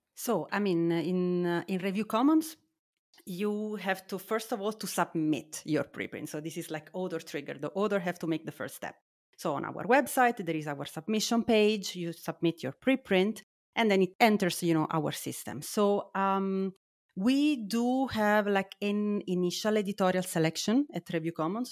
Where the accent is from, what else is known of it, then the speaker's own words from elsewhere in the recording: Naples, Campania, Italy; English is a second language; moved away as an adult; now in Heidelberg, Germany; I am originally from Italy, as you might hear, and I studied in Naples, uh, my hometown, and then, uh, I, um, I moved to, uh, to Heidelberg for, for my postdoc.